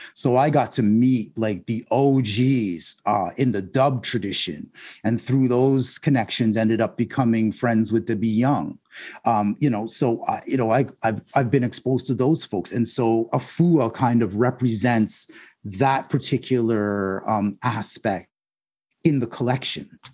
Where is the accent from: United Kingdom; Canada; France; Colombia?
Canada; Toronto, Ontario; now in Whitby, Canada; my Jamaican heritage and my Scarborough upbringing